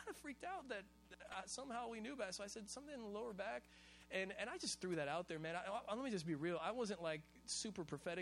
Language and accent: English; Hawaii, United States; I'm Hawaiian and we eat rice with every single meal